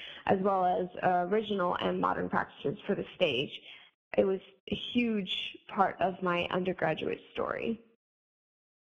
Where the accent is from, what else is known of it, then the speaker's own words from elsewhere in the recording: Phoenixville, Pennsylvania, United States; I'm from Phoenixville, Pennsylvania.